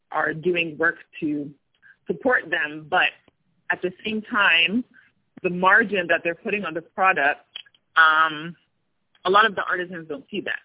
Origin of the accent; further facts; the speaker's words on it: New Jersey, United States; moved away as an adult; now in Tunisia; I'm from New Jersey, born in New Jersey uh, to a Ghanaian father and an Ivorian mother, um, and grew up in the States most of my life